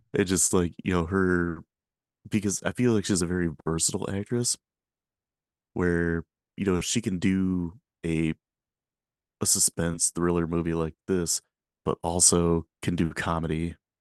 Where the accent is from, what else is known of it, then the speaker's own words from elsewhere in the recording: Michigan, United States; I'm from Michigan